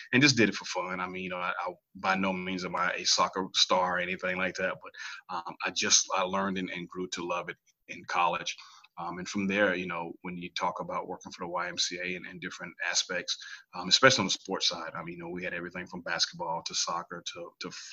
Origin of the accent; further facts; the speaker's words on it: Lincolnton, North Carolina, United States; I am originally from North Carolina. To be exact, I am from Lincolnton, North Carolina